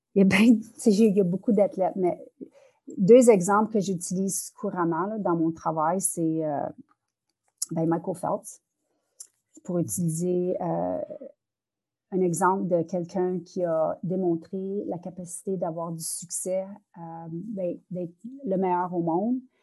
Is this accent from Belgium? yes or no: no; northern Ontario, Canada; first language French; je suis francophone du nord de l'Ontario